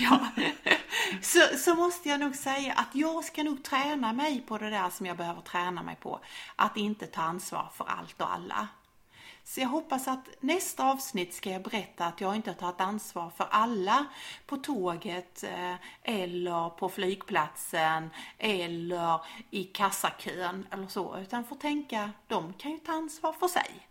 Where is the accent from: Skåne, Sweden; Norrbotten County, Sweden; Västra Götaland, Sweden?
Skåne, Sweden; accent: Scanian (skånska); på min skånska